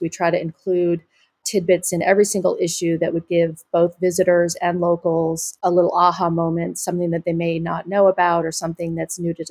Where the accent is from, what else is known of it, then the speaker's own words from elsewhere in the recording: New York, United States; now in Ventura County, United States; I'm a New Yorker originally